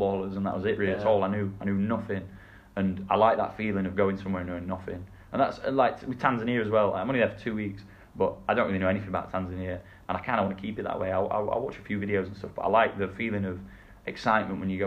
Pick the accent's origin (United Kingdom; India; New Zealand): United Kingdom; England; moved away; being English